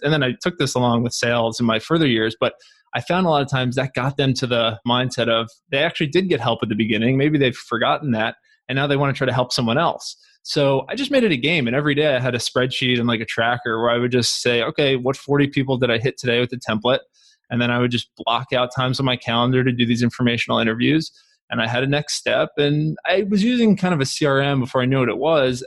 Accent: Long Island, New York, United States; I grew up in Long Island, New York

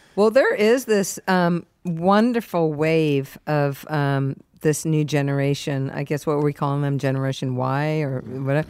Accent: San Diego, California, United States; also born or lived in Springfield, Massachusetts; I was one years old and then we moved to San Diego. So I was raised in San Diego.

